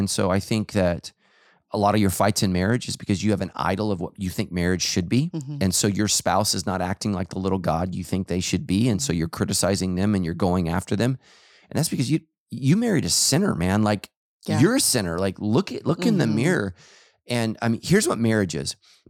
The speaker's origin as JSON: {"language": "English", "country": "Ireland", "said": "Like, I'm Irish, man. We have no sun."}